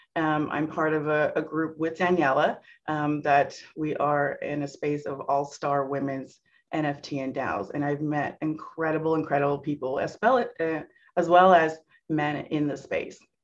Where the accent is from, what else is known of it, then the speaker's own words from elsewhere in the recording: Santa Clara, California, United States; born and raised in Silicon Valley. I'm here in the heart of Santa Clara, California